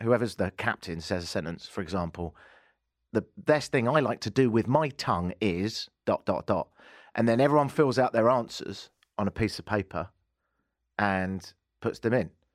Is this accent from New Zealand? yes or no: no; England, United Kingdom; moved away as an adult; now in Canada; I ain't from round here and, uh, I've been here in Canada for ten and a half years and, um, I'm English